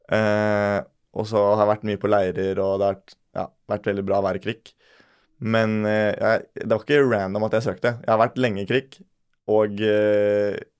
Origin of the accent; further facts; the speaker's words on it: Bærum, Akershus, Norway; jeg er, jo, fra Bærum